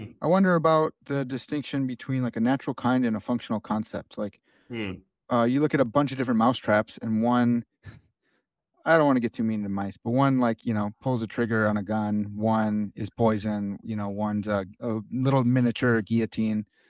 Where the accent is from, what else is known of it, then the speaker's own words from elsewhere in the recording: United States; I'm an American